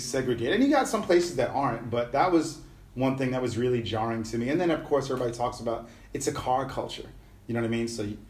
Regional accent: New York City, New York, United States; moved away as an adult; also born or lived in San Juan, Puerto Rico / Los Angeles; now in Ho Chi Minh City, Vietnam; I was born in San Juan, Puerto Rico, and I grew up in New York City. What was life like? I lived in New York City in the 70s, 80s, and 90s.

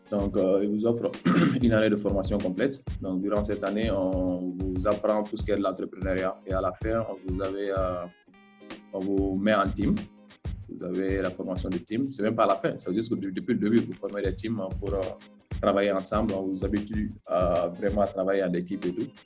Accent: Mali; moved away as an adult; also born or lived in Kayes / Gao / Mopti / Bamako; now in Accra, Ghana; je suis du Mali, né à, à Kaï. le papa et la maman viennent de Ségou. Euh, j'ai grandi euh, un peu partout au Mali, euh, des Kay à Gao, des Gao à Mopti.

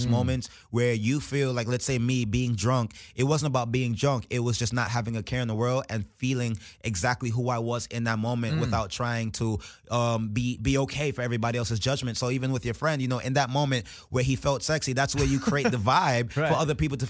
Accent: Brooklyn, New York, United States; I was born in Brooklyn, but my parents are West Indian.

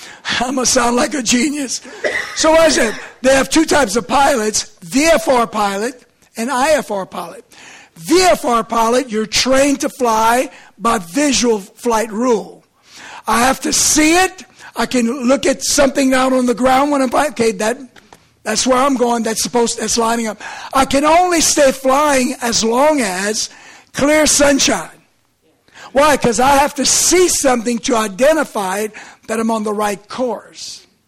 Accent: Lauraville, Maryland, United States; To me, I'm from Lauraville, okay?

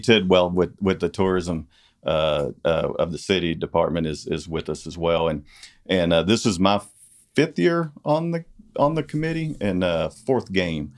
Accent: Corsicana, Texas, United States; also born or lived in Dallas / Italy, Texas; this has been my hometown

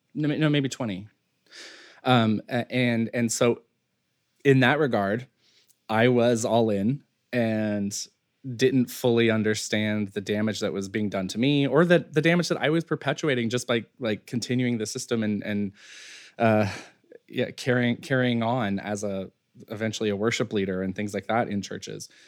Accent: Western North Carolina, United States; I grew up in Western North Carolina

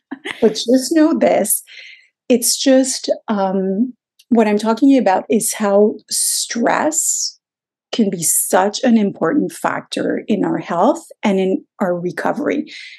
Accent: Quebec, Canada; moved away as an adult; now in Toronto, Canada; because I was a lawyer from Quebec, we had postponed moving to Toronto.

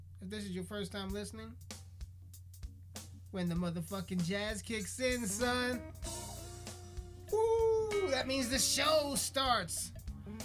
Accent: Colorado, United States; I am from Colorado

